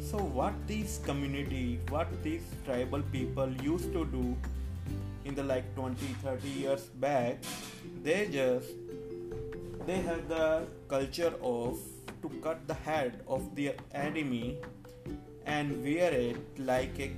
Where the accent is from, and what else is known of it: India